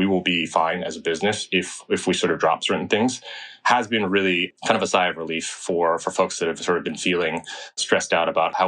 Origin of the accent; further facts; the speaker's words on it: Bay Area, California, United States; also born or lived in China; grew up in the Bay Area